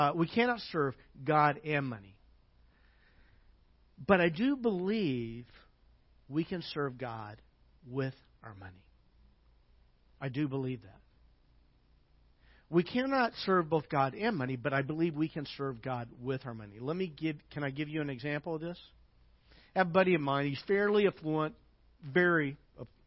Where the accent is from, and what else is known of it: United States